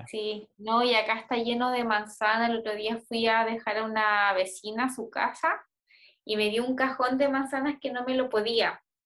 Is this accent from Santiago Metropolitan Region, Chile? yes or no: no; Puerto Varas, Los Lagos, Chile; moved away; donde yo nací en Puerto Varas